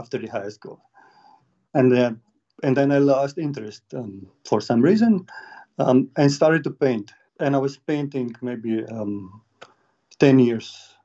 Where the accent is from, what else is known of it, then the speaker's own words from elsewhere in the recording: Slovenia; I'm from Slovenia